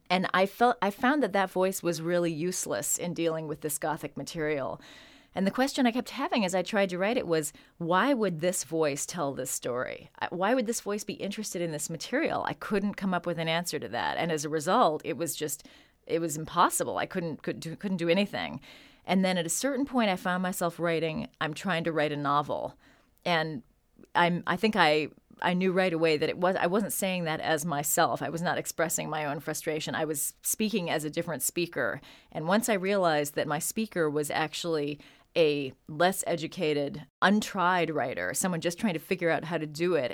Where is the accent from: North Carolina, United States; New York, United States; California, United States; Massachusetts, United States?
California, United States; San Francisco; also born or lived in Chicago; I grew up in San Francisco during the seventies